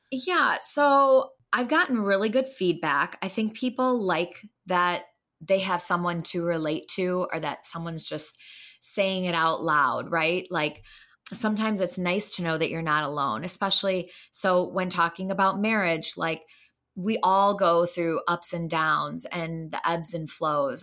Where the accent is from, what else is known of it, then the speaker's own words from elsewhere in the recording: Wheaton, Illinois, United States; moved away as an adult; also born or lived in Chicago; now in Wisconsin, United States; I'm from Wheaton, Illinois